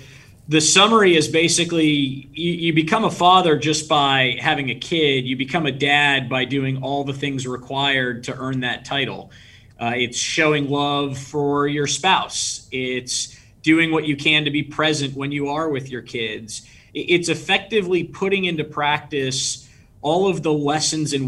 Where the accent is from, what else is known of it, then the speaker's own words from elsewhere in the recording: San Diego, California, United States; moved away as an adult; also born or lived in Washington, D.C.; born and raised in San Diego, California